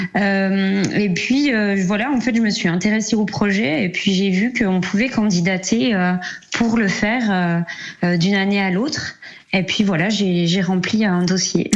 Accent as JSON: {"language": "French", "area": "Jura", "region": "Bourgogne-Franche-Comté", "country": "France", "said": "je suis du Jura"}